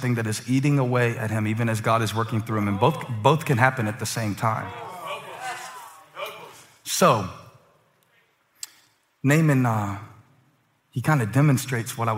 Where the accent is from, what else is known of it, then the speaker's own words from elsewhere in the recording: Moncks Corner, South Carolina, United States; I grew up in the Monk's Corner bubble where boiled peanuts were a delicacy